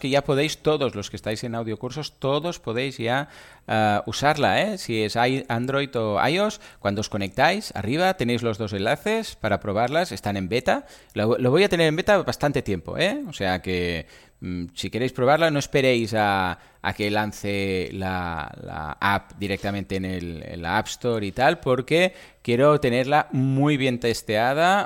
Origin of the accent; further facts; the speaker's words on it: Catalonia, Spain; soy catalán